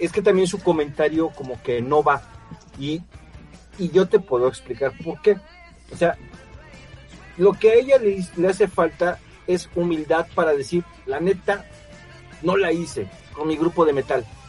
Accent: Mexico; soy mexicano

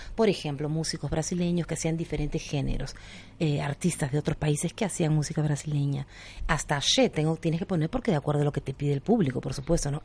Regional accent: Peru; como buena peruana

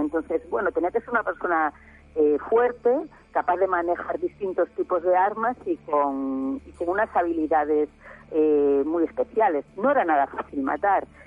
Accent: Galicia, Spain; yo soy de Galicia, aquí en Galicia

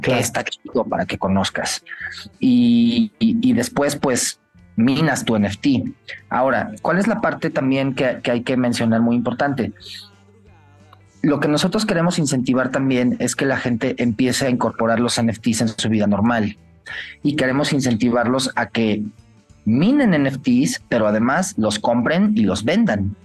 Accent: Mexico; los mexicanos, que también estamos por todo el mundo.

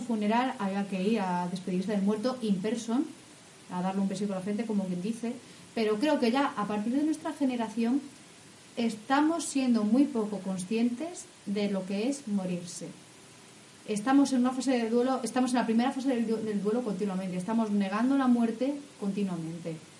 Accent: Castilla-La Mancha, Spain; de mi tierra, o sea, es, es manchega esa, expresión

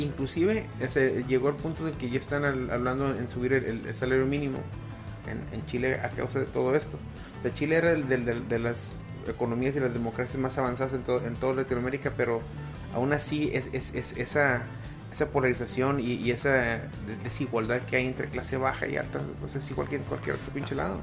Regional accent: Mexico; el, pedo cultural que ya tenemos arraigado como mexicanos católicos

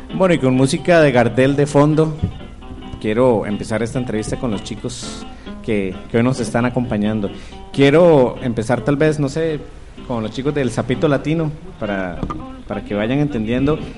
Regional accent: Costa Rica; Como somos los ticos

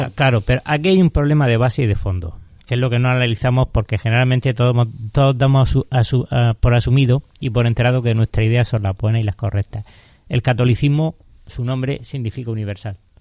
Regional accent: Spain; yo ante todo me considero español

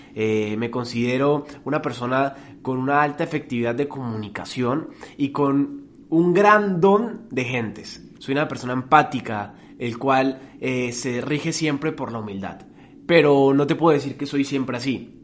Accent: Colombia; Yo no soy colombiano porque yo no decidí nacer en Colombia

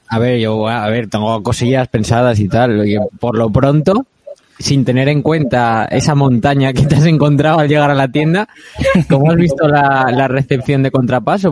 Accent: Asturias, Spain; yo que soy de Asturias

